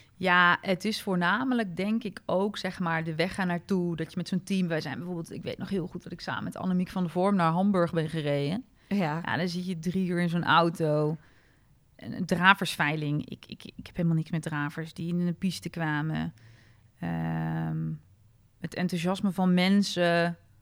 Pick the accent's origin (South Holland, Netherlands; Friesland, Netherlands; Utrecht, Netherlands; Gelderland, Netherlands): Gelderland, Netherlands; Apeldoorn; geboren en opgegroeid in Apeldoorn